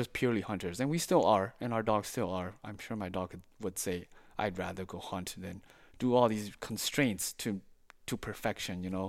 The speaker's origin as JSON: {"language": "English", "town": "Saint Paul", "region": "Minnesota", "country": "United States", "tie": "born or raised there", "moved": "as an adult", "lives_now": "St. Francis, United States", "said": "I was born and raised in Saint Paul, uh, for much of my life"}